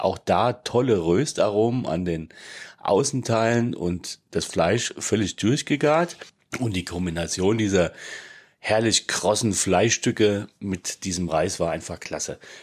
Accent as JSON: {"language": "German", "region": "Hesse", "country": "Germany", "said": "ich bin halt Hesse"}